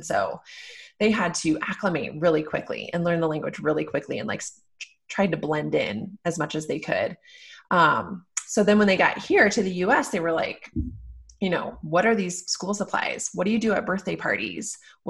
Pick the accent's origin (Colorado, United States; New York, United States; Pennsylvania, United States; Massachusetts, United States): Colorado, United States; Denver; first language English; moved away as an adult; also born or lived in Okinawa, Japan / Parker, Colorado; I am recording this from Parker, Colorado, where we live. I'm a Denver native. So Parker's a suburb of Denver.